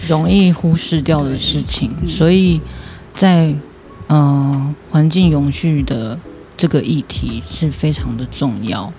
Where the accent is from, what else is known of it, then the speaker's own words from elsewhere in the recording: Tainan, Taiwan; 我是台南人，不是屏东人